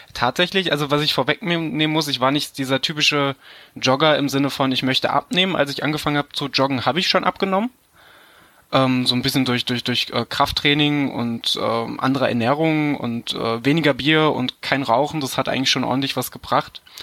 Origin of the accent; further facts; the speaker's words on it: Düsseldorf, North Rhine-Westphalia, Germany; moved away; Ich komme ja eigentlich aus der Ecke Düsseldorf.